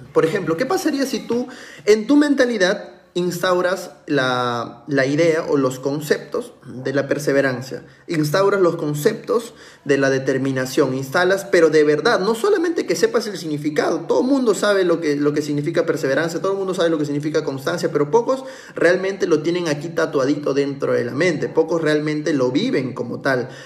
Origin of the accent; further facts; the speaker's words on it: Peru; como un emprendedor, como un peruano cualquiera